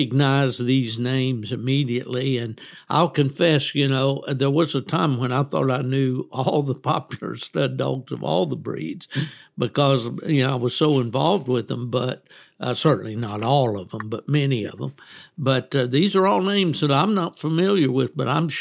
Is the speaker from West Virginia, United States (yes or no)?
yes; West Virginia, United States; moved away as an adult; also born or lived in Kalamazoo, Michigan / Raleigh, North Carolina / Japan; in my upbringing in West Virginia